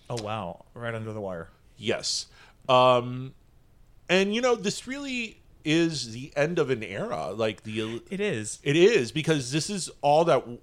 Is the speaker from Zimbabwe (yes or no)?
no; United Kingdom; I think just being British, you're born with a camp